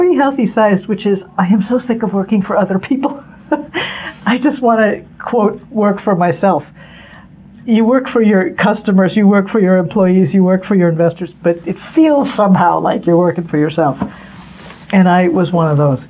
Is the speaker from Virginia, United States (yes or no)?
no; Newton, Massachusetts, United States; We grew up in Newton, which is a suburb, you know, not far from Cambridge.